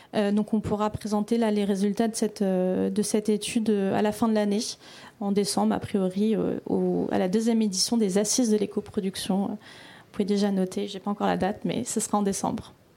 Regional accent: Belgium; je viens de la Belgique

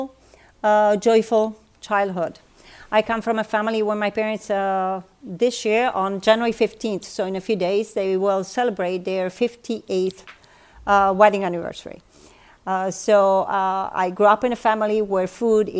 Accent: Bari, Apulia, Italy; moved away as an adult; also born or lived in United States / Austin, Texas; now in Rome, Italy; I grew up in Bari

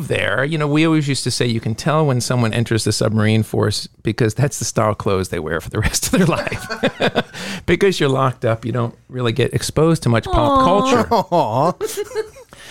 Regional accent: Central Pennsylvania, United States; moved away as an adult; also born or lived in New York City / Norfolk, Virginia; I was raised in Central PA, which is not known for its cultural education

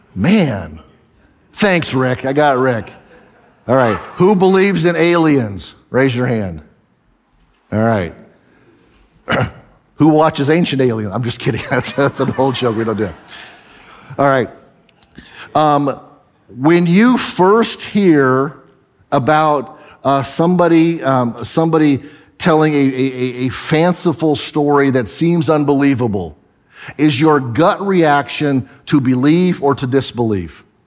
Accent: the Northwest, Pacific Northwest, United States; I'm from the Northwest.

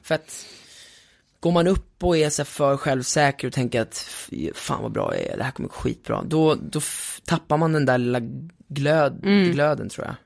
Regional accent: Sweden; då kom jag som svensk

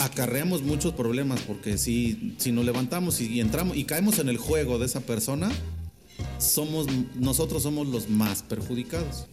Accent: San Luis Potosí, Mexico; also born or lived in Mexico City; soy orgullosamente potosino

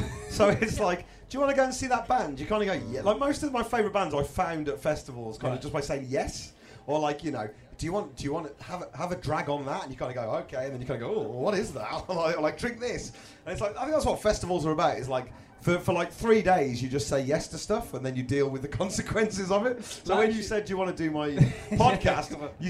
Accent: Midlands, United Kingdom; now in London, United Kingdom; I live in London, so it's a very unfriendly, I'm from the Midlands, live in London

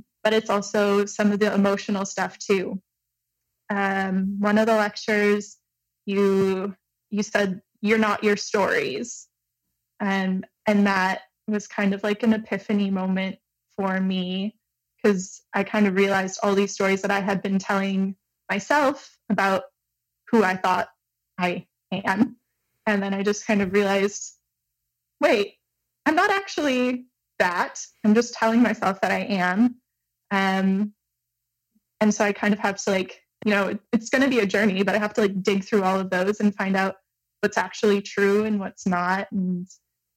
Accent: Michigan, United States; now in Montreal, Canada

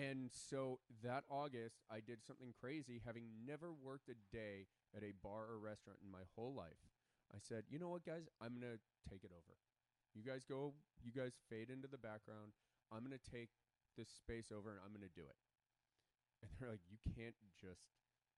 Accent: Chicago, Illinois, United States; now in Los Angeles, United States; I grew up in Chicago

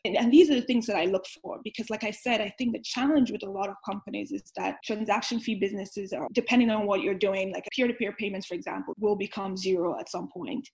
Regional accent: Nigeria; moved away; also born or lived in New York; I grew up in Nigeria

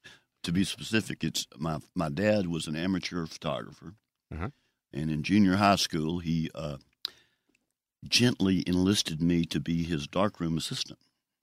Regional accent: Jackson, Mississippi, United States; also born or lived in Greenwood; My family moved to Jackson when I was two. So I grew up in the Broadmoor section of North Jackson.

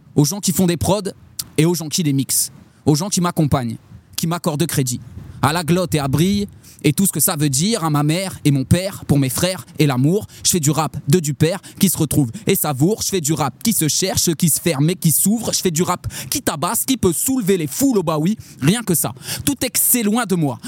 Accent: Châlons-en-Champagne, Grand Est, France; Chalam, c'est Chalon Champagne. C'est en amont, à, à l'est de Paris, en amont, sur la Marne, deux cents kilomètres à peu près. Et, euh, voilà, c'est là d'où je viens

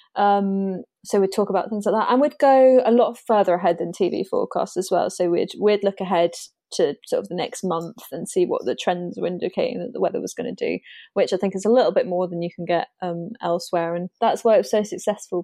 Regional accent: Spexhall, East of England, United Kingdom; also born or lived in Great Yarmouth / Exeter / Bristol; now in Norwich, United Kingdom; I grew up in Suffolk, um, in a very small village called Spexel

